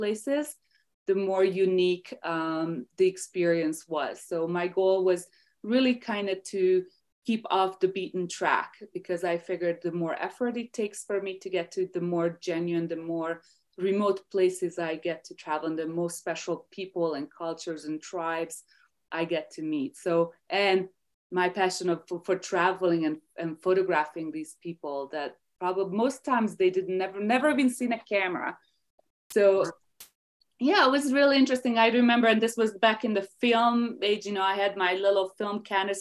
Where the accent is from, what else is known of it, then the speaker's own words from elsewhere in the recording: Hungary; English is a second language; moved away as an adult; now in United States; I am from Hungary, Eastern Europe. So I grew up there. I spent the first 20 years of my life there.